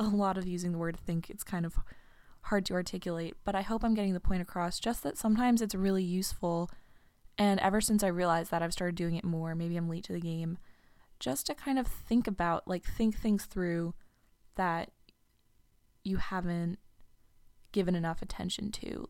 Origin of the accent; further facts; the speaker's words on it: New York, United States; moved away as an adult; I'm a New Yorker, becomes a huge part of your identity.